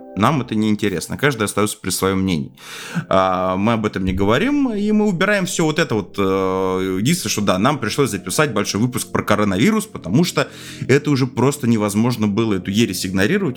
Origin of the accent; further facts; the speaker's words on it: Moscow, Russia; я в москвич